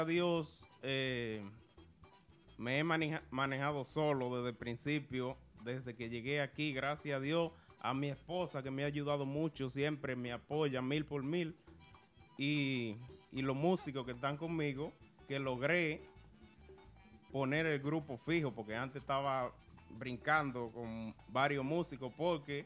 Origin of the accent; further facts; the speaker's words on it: Santiago de los Caballeros, Santiago, Dominican Republic; Yo soy de Santiago.